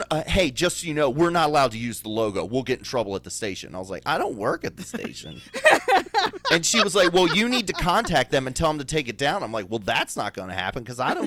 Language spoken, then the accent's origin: English; Baltimore, Maryland, United States; Grew up in Southwest Baltimore City